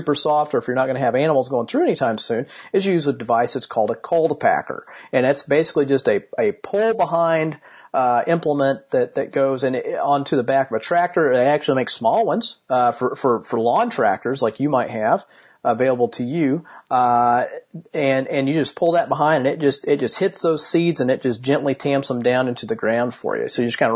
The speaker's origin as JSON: {"language": "English", "town": "Martinsville", "region": "Indiana", "country": "United States", "tie": "born or raised there", "said": "my hometown of Martinsville, Indiana"}